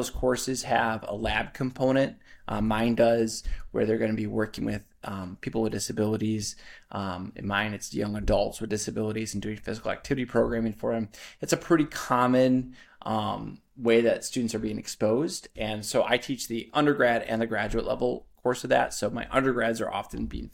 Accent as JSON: {"language": "English", "town": "Detroit", "region": "Michigan", "country": "United States", "tie": "born or raised there", "said": "I grew up in Detroit, Michigan, is where I'm originally from"}